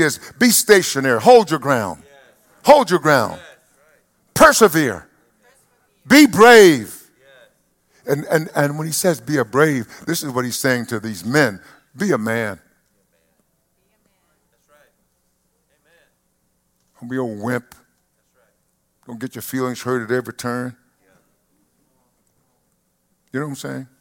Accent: East Texas, United States; When I grew up in East Texas

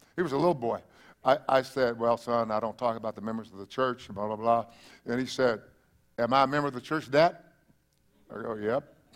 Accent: East Texas, United States; now in South Texas, United States; where you came from, well, that would be East Texas.

